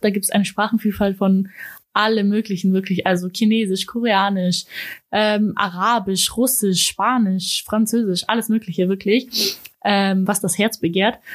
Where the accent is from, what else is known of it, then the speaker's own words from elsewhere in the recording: Ulm, Baden-Württemberg, Germany; ich komme aus Ulm